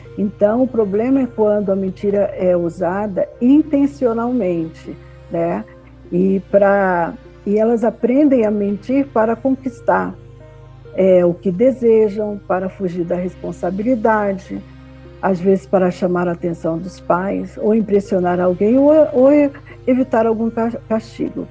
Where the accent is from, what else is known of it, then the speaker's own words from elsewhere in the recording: Rio de Janeiro, Brazil; eu sou do Rio de Janeiro